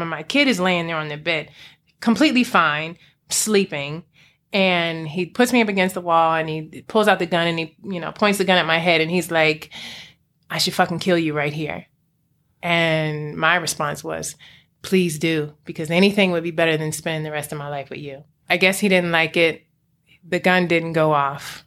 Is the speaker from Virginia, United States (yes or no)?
yes; Alexandria, Virginia, United States; also born or lived in Prince George's County, Maryland; I grew up in the D M V. Um, I was in P G County for a while and then Alexandria, Virginia